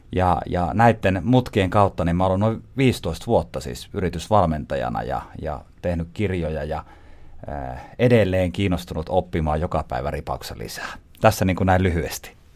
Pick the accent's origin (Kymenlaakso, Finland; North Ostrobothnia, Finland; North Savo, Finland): North Ostrobothnia, Finland; Haapajärvi; mä kotosin siis Haapajärveltä. Eli tämä murre, mitä tässä mönkärän nyt tämän keskustelun aikana tulee sieltä.